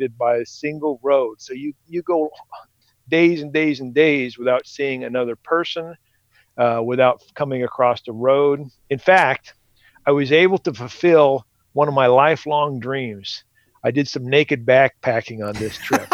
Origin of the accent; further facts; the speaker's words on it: Washington, United States; moved away as an adult; now in Idaho, United States; I grew up in Washington State